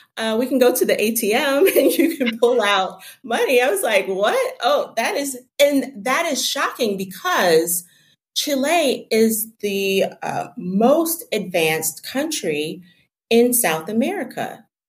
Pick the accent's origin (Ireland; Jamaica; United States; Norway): Jamaica; I'm from Jamaica